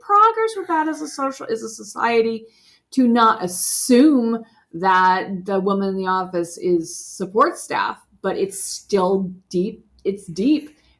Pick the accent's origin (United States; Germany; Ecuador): United States; as an American woman in their middle age